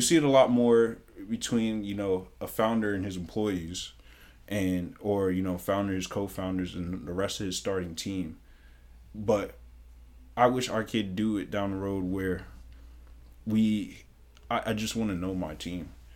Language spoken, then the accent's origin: English; Mount Vernon, New York, United States; moved away; growing up in New York